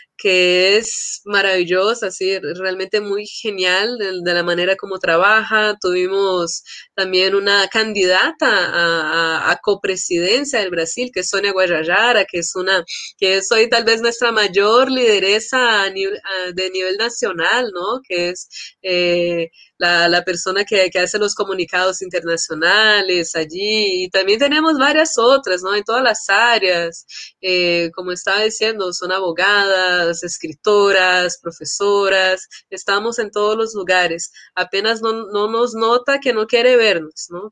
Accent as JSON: {"language": "Spanish", "country": "Colombia", "tie": "born or raised there", "also_born_or_lived": "São Paulo, Brazil", "said": "yo pues crecí en Colombia"}